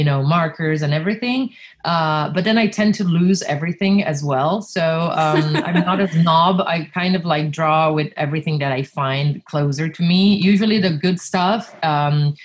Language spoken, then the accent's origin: English; Milan, Lombardy, Italy; also born or lived in Reggio Emilia, Italy; I was born in Reggio Emilia and I left when I was 6 years old to move to Milan with my parents.